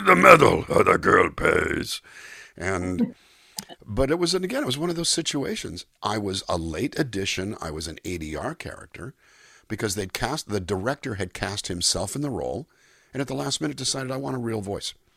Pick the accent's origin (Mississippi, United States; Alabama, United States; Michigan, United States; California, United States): California, United States; Calexico; moved away as an adult; also born or lived in Los Angeles, California; I was born in Los Angeles and uh, raised in a small Mexican border town, California Mexico border called Calexico, California. I went kindergarten through 12th grade down there